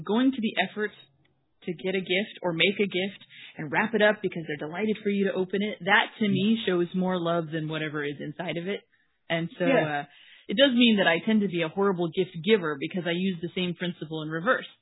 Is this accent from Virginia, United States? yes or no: no; Washington, United States; I am from Washington State in the U.S.